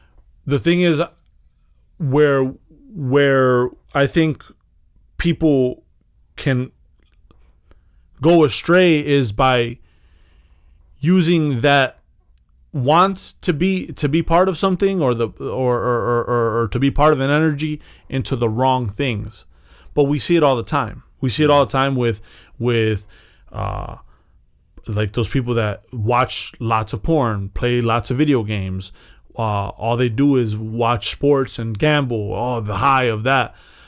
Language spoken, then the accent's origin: English; Chicago, Illinois, United States; Yeah, you're part of something. I'm from Chicago.